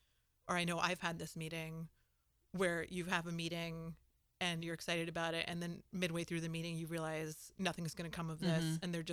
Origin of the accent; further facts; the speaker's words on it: Connecticut, United States; Guys, I'm from Connecticut.